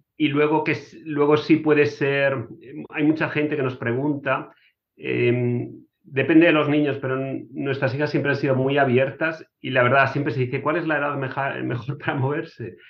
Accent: Cartagena, Region of Murcia, Spain; moved away as an adult; also born or lived in Madrid / Germany / United States; now in Hungary; yo nací en, Cartagena, en, en, Murcia, y mm, estudié en Madrid

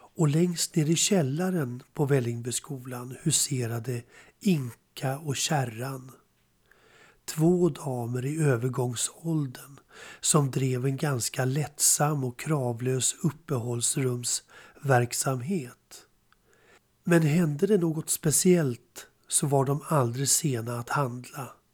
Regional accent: Spånga, Stockholm County, Sweden; Jag växte upp i Spånga

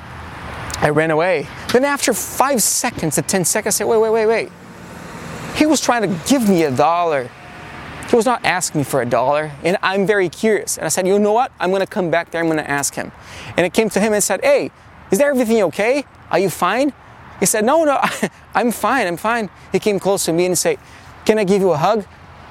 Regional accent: Brazil; moved away as an adult; also born or lived in New York City, United States; now in Los Angeles, United States; born and raised in Brazil

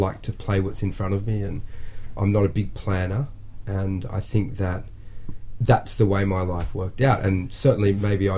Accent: Australia; moved away as an adult; now in Paris, France; I'm a very proud Australian

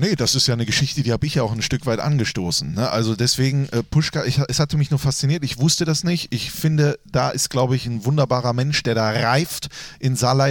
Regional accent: Grevenbroich, North Rhine-Westphalia, Germany; habe ich einige Teile meiner Kindheit in Grevenbroich verbracht

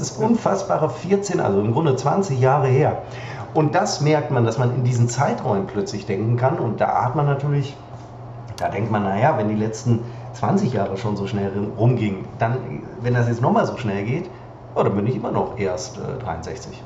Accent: Münster, North Rhine-Westphalia, Germany; moved away; als wir vor ähm, vier, vier Jahren, Wahnsinn, zurück nach Münster, wirklich ja, zurück nach Münster kamen

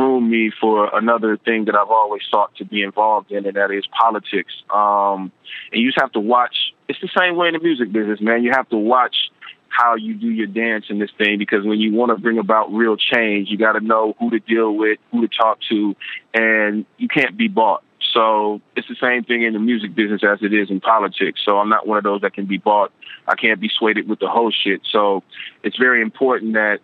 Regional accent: Compton, California, United States; also born or lived in Carson, California; I grew up in Compton before. So I spent most of my life in Compton

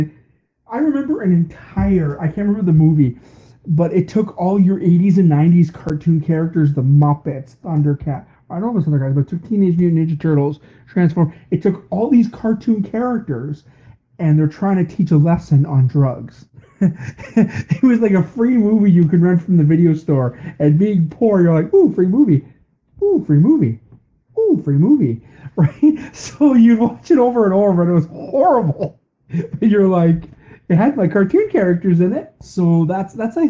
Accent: Canada; we're Canadian.

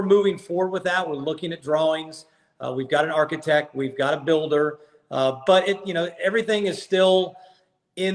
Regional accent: Ohio, United States; now in Athens, Georgia, United States; I was born in Ohio, and I coached at Kent State

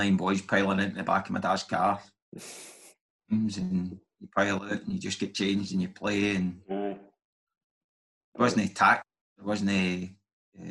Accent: Kilwinning, Scotland, United Kingdom; I grew up in Kilwinning.

